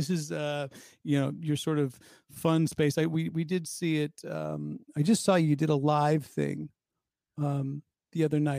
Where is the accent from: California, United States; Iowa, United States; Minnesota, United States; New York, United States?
California, United States; Pleasanton; moved away as an adult; Growing up in the Bay Area